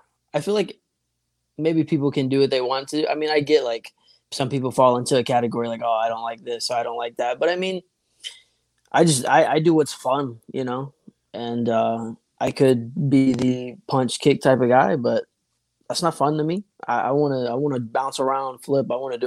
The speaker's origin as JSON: {"language": "English", "town": "Jackson", "region": "Tennessee", "country": "United States", "tie": "born or raised there", "said": "I grew up in Tennessee. Right in between Nashville and Memphis, a little town called Jackson"}